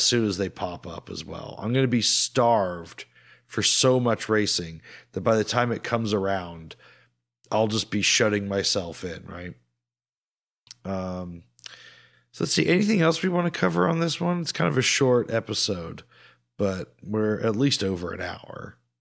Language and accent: English; United States; accent: American; we are British passport holders with American accents